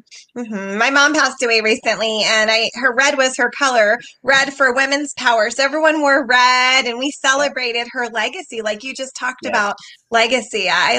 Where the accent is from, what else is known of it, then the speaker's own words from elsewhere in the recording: New York, United States; born there; also born or lived in Seattle / Atlanta / Pennsylvania / Rhode Island; I was born in New York, okay. in Long Island. Yeah. And I lived in New York City. I've lived in Seattle, Atlanta, Pennsylvania, Rhode Island, Connecticut, and here in Maryland.